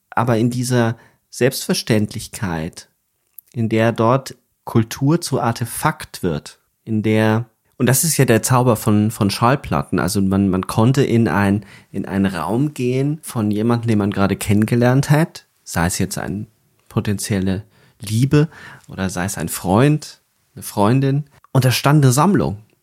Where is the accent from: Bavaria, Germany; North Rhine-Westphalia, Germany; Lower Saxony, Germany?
Bavaria, Germany; Upper Palatinate; wo ich aufgewachsen bin in Bayern, in der Oberpfalz